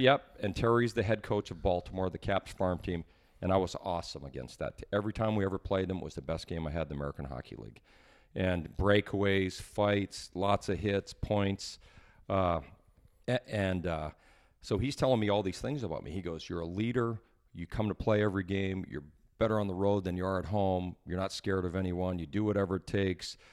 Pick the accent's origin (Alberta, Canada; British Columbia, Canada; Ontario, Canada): Alberta, Canada; Edmonton; I grew up in Edmonton